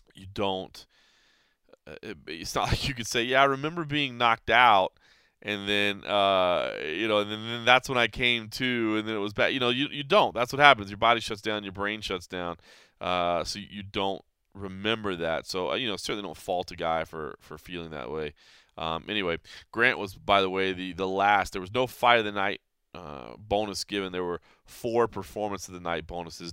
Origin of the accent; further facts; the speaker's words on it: Dallas, Texas, United States; in my hometown of Dallas, Texas.